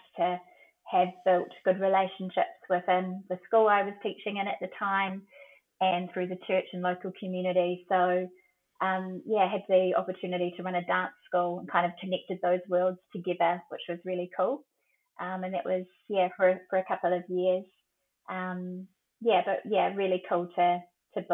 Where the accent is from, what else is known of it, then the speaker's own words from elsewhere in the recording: Papakura, Auckland, New Zealand; also born or lived in Rotorua, Bay of Plenty / Hobsonville Point, Auckland; I was born in the Bay of Plenty in Rotorua, but grew up in Papakura